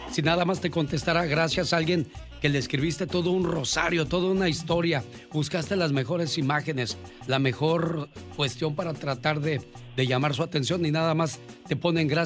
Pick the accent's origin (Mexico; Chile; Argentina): Mexico; moved away; salí de México, pero México nunca salió de mí.